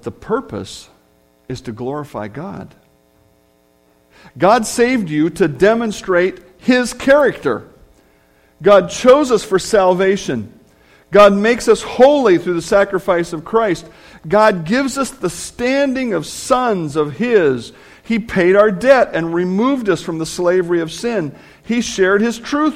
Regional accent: United States; being American

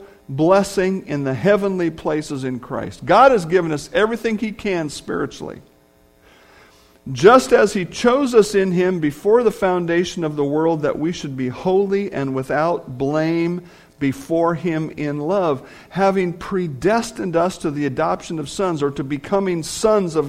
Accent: United States; being American

